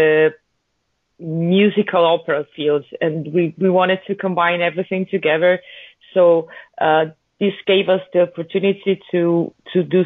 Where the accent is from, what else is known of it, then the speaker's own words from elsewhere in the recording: Venice mainland, Veneto, Italy; We are all from the Venice mainland, northern Italy. Venice, Italy, not Venice, California.